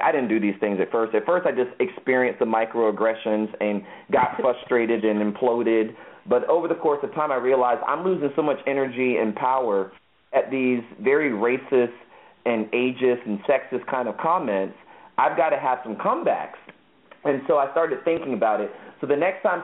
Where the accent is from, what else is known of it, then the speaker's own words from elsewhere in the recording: Virginia Beach, Virginia, United States; first language English; growing up in Virginia Beach, Virginia, with our mom and dad, I always knew I was black